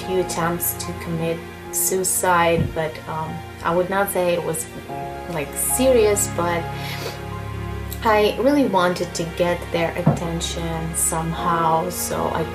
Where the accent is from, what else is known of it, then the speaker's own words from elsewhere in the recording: Russia; I'm 30 years old and I'm from Russia.